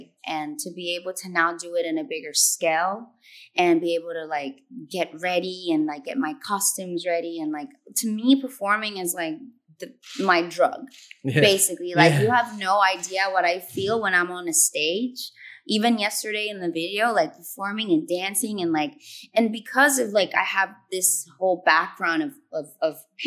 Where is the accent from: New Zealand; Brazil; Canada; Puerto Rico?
Puerto Rico; I'm born and raised in Puerto Rico